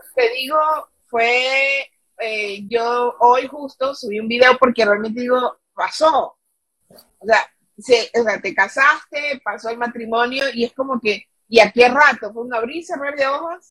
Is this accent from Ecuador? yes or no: yes; Ecuador; now in New York, United States; somos ecuatorianas chiquititas